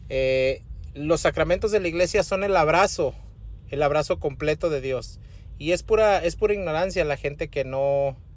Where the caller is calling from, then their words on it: Las Vegas, Nevada, United States; de Las Vegas.